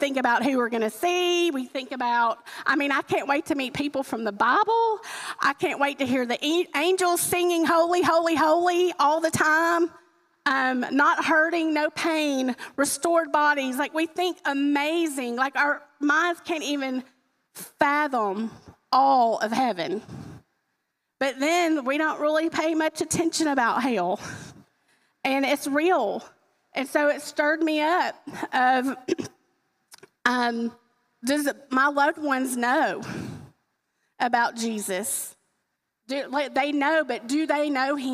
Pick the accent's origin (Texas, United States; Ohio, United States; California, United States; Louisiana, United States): Louisiana, United States; I'm from Louisiana